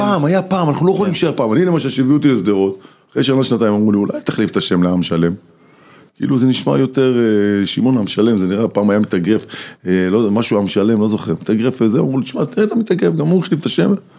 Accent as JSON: {"language": "Hebrew", "town": "Sderot", "region": "Southern District", "country": "Israel", "moved": "yes", "said": "נוסע הביתה להורים בשדרות"}